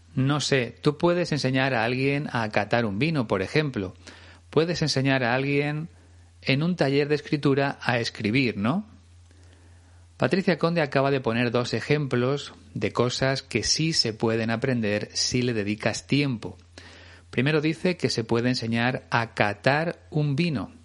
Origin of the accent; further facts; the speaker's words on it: Spain; como decimos aquí en España